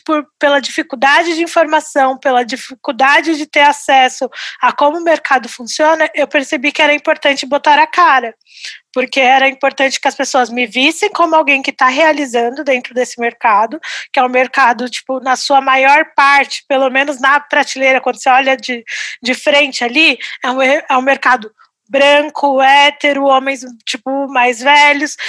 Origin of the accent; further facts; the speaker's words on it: São Paulo, Brazil; nasci em São Paulo